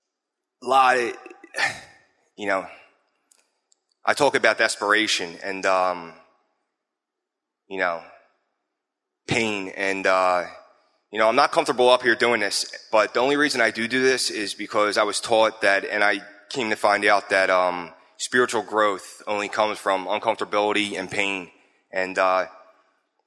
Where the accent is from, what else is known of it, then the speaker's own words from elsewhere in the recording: Philadelphia, Pennsylvania, United States; I come from Wissanoming, Philadelphia, Bridge Street exit in 95. Grew up in a loving household, both parents.